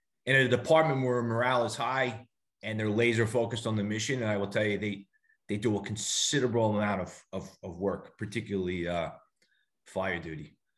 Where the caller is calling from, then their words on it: Missouri, United States; Yeah, I'm calling in from my in-laws in Missouri.